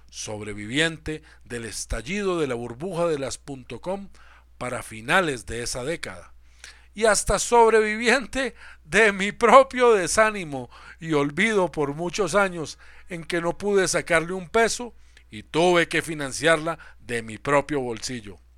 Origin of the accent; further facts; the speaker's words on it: Colombia; Soy colombiano y vivo en Bogotá hace 35 años.